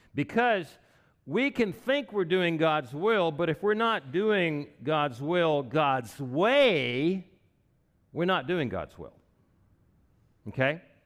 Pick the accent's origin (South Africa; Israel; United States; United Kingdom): United States; Wichita Falls, Texas; moved away; I was raised in Wichita Falls